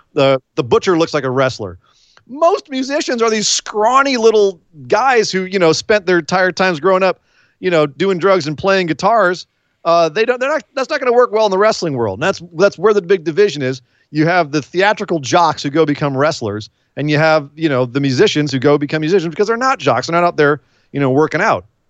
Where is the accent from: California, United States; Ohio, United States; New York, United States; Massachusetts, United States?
California, United States; I'm from California